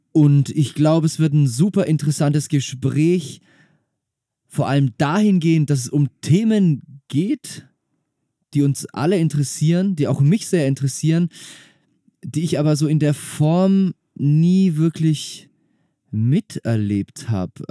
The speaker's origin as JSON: {"language": "German", "region": "Hamburg", "country": "Germany", "tie": "born or raised there", "said": "Ich bin gebürtiger Hamburger."}